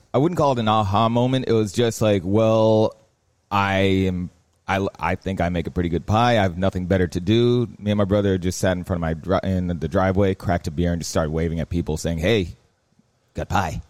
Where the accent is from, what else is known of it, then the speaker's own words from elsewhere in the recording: Miami, Florida, United States; I grew up in Miami. The house I was born into was out west. Then we moved down south. Currently, I live in Coconut Grove